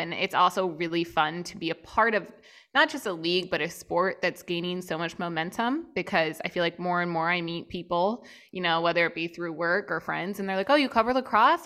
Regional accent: outside Philadelphia, Pennsylvania, United States; moved away as an adult; also born or lived in Chicago; just outside Philly.

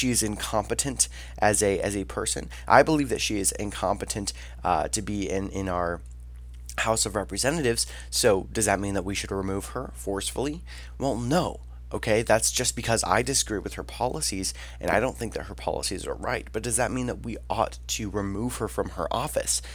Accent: United States; as the American people

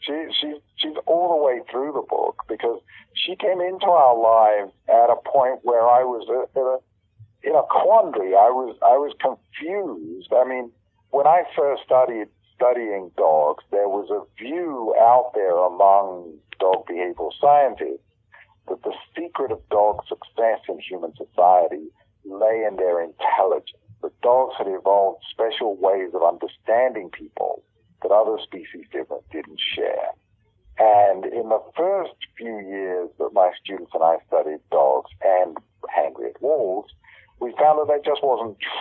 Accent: United Kingdom; accent: British; moved away; you probably tell on my accent, I'm British originally.

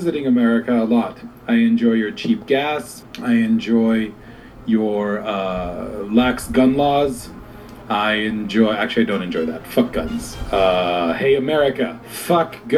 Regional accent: Canada; I'm Canadian

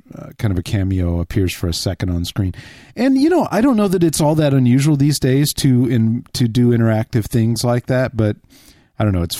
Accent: Texas, United States; because I'm from Texas.

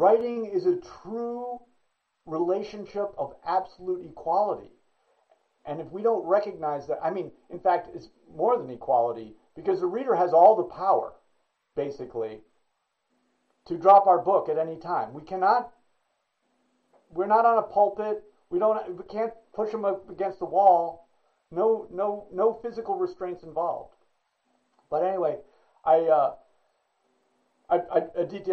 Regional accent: United States; I'm an American, US, whatever

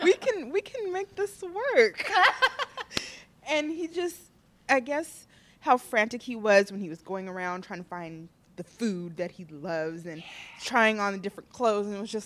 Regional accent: Los Angeles, California, United States; Los Angeles.

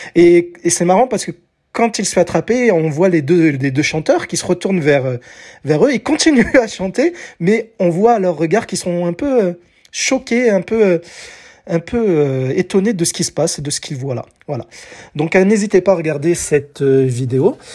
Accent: France; chez nous en France en 1986, j'avais 10 ans

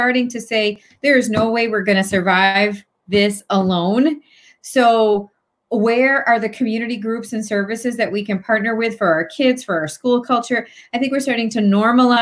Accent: Hartford, Connecticut, United States; moved away as an adult; also born or lived in New Britain, Connecticut; now in Newtown, United States; I'm from Hartford / New Britain

